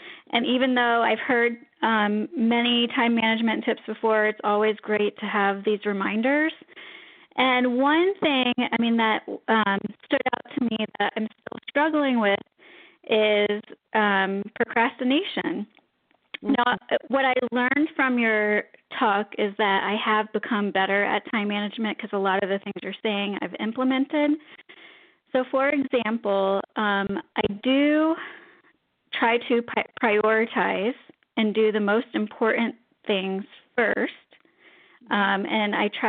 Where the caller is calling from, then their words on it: Orlando, Florida, United States; I'm calling from Orlando, Florida.